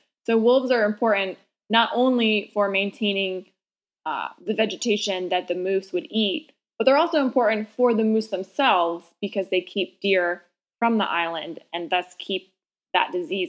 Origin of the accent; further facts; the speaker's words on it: New England, United States; I'm from New England and our moose populations are certainly struggling